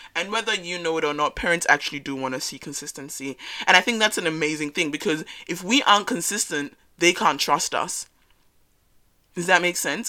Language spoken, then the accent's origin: English; Australia; first generation African growing up in Australia